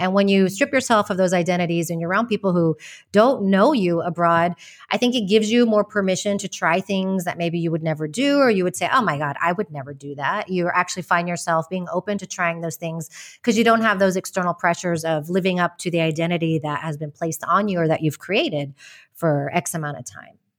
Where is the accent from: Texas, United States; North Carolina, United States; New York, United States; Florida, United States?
Texas, United States; moved away as an adult; also born or lived in West Virginia / Madrid, Spain; now in Malaga, Spain; I was born in West Virginia, but I basically grew up in Texas